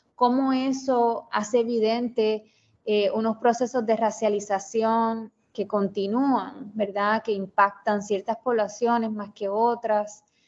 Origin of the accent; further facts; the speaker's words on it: Mayagüez, Puerto Rico; Yo eh, soy de Mayagüez, Puerto Rico. Eh, me crié allá